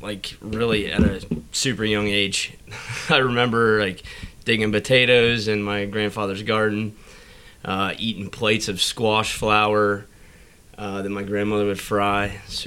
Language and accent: English; Cincinnati, Ohio, United States; moved away as an adult; also born or lived in Charlotte, North Carolina; Cincinnati, Ohio. Grew up there. Went away to culinary school in Charlotte, Johnson, Wales.